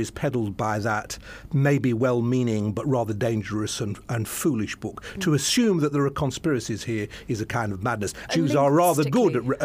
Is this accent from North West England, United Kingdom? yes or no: yes; Manchester, North West England, United Kingdom; Growing up in Manchester